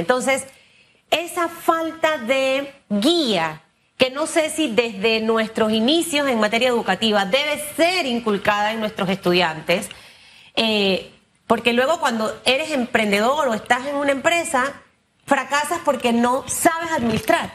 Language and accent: Spanish; Panama